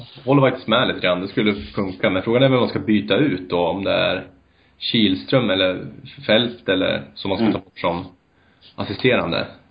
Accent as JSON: {"language": "Swedish", "town": "Bollnäs", "region": "Gävleborg County", "country": "Sweden", "also_born_or_lived": "Örebro", "moved": "yes", "said": "Jag är ursprungligen från Bollnäs"}